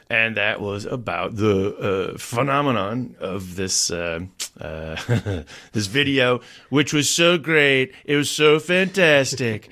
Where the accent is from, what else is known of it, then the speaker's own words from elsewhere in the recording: Chicago, Illinois, United States; moved away as an adult; also born or lived in Amsterdam; I grew up in Chicago